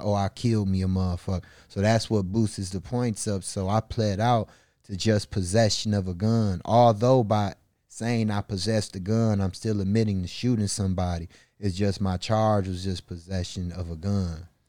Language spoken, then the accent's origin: English; Milwaukee, Wisconsin, United States; born or raised there